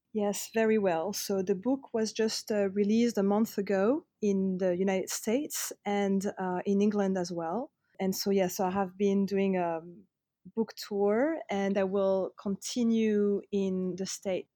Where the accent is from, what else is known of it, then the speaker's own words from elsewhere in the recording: Paris, Île-de-France, France; growing up in Paris